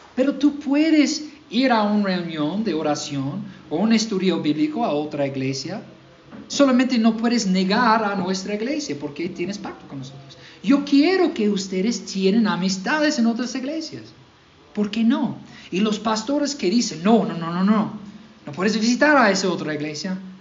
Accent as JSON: {"language": "Spanish", "region": "Mississippi", "country": "United States", "second_language": "Spanish", "moved": "yes", "said": "yo soy de Mississippi"}